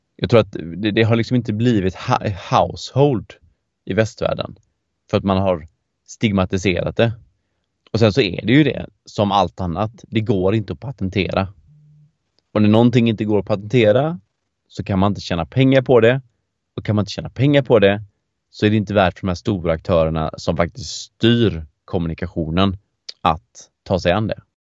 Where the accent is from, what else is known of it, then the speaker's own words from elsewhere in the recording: Gothenburg, Västra Götaland, Sweden; Jag är ju göteborgare i grunden